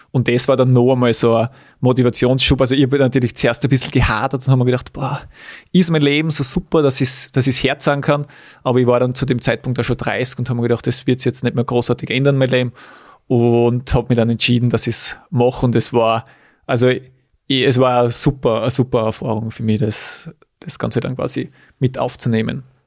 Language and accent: German; Weiz, Styria, Austria; in Weiz, in meiner Heimat